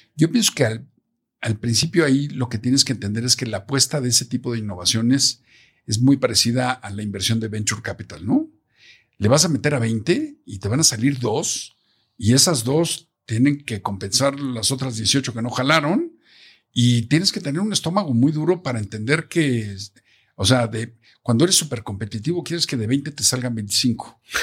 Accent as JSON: {"language": "Spanish", "country": "Mexico", "said": "como mexicanos"}